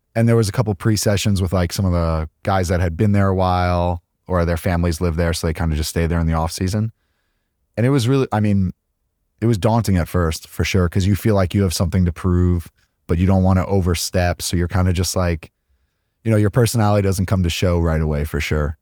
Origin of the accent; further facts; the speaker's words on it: Hicksville, New York, United States; moved away as an adult; I grew up in Long Island, New York, a small town called Hicksville.